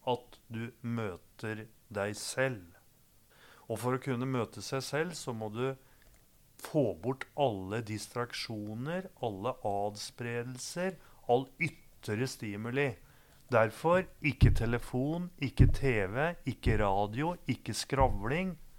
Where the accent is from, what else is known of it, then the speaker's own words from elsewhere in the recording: Gjøvik, Innlandet, Norway; Jeg har vokst opp på Gjøvik